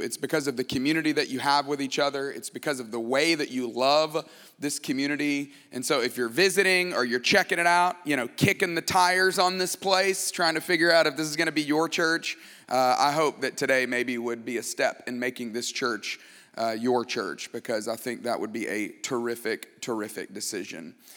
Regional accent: Tuscaloosa, Alabama, United States; I grew up in Tuscaloosa, Alabama

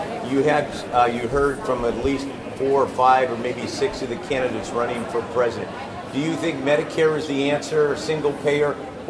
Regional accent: Northern California, United States; I'm from Northern California.

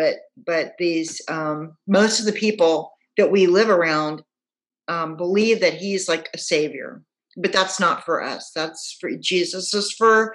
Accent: Houston, Texas, United States; moved away as an adult; now in Portland, United States; I grew up in Houston. We moved there when I was 4 years old.

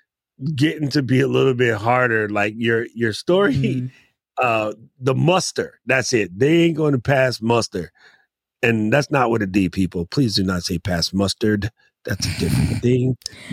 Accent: New York, United States; I'm from New York.

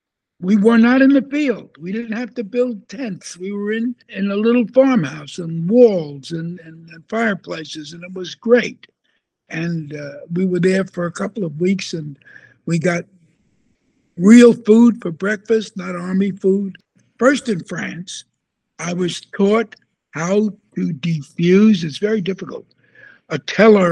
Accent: New York City, New York, United States; I'm from Brooklyn

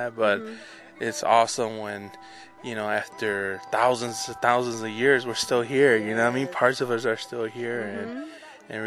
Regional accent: Chicago, Illinois, United States; moved away as an adult; also born or lived in Mexico City, Mexico; now in Tucson, United States; I was born in Mexico City, raised in Chicago, and I've been in Tucson for about 12 years

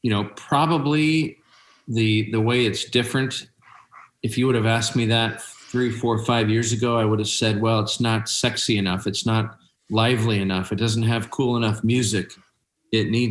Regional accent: Seattle, Washington, United States; I grew up in North Seattle. I'm a Seattle kid.

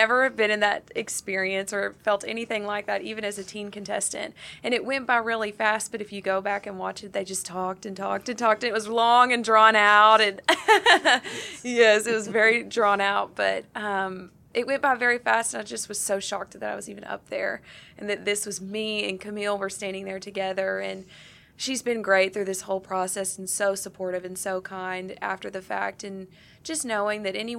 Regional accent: Stuttgart, Arkansas, United States; Growing up in rural Arkansas, I'm from Stuttgart originally

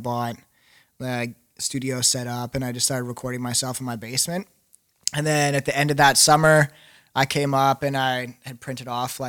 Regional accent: Swift Current, Saskatchewan, Canada; Swift Current. Not like super small.

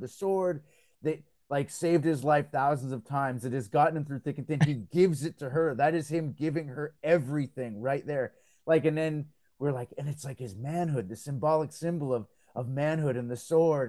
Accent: Belgium; now in Canada; I grew up in Belgium

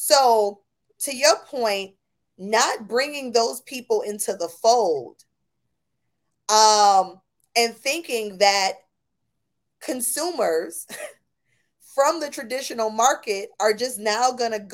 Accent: Buffalo, New York, United States; I'm from Buffalo, New York, right? I'm from upstate New York

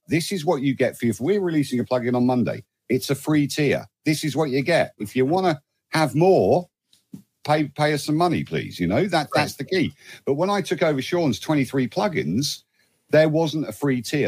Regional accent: United Kingdom; I'm not an American citizen. I'm a, I'm a UK citizen

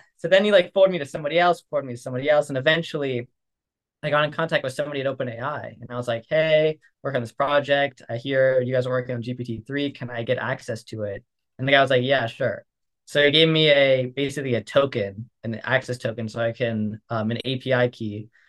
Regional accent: Seattle, Washington, United States; moved away; a group of friends together from back home. I'm from Seattle

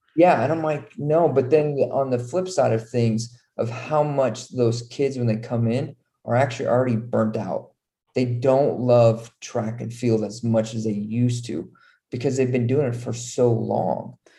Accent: Nebraska, United States; moved away as an adult; also born or lived in Utah / Texas / North Carolina; I'm originally from Nebraska, small town in Nebraska.

